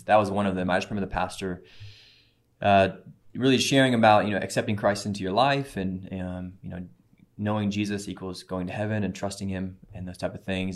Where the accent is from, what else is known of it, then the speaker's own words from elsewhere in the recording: Cape Girardeau, Missouri, United States; I grew up in Cape Girardeau, Missouri.